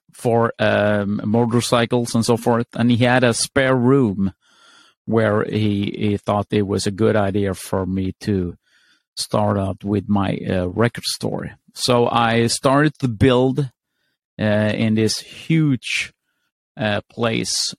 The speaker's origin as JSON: {"language": "English", "country": "Sweden", "said": "I'm from Sweden."}